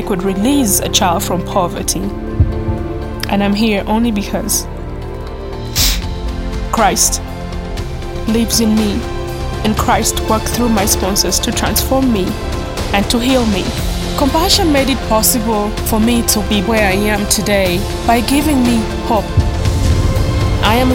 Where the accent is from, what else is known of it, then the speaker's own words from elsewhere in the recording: Muchwini, Northern Region, Uganda; I'm from Muchwini, a small town in Kitgum District, Uganda.